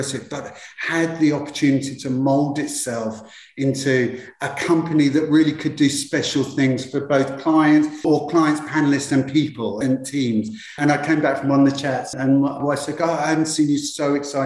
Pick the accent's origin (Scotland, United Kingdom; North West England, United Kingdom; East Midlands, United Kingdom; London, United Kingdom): London, United Kingdom; moved away; I'm from UK originally. I'm from London originally.